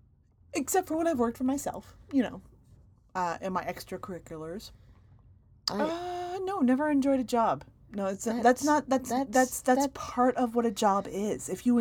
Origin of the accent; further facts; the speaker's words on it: United States; first language English; I'm from America.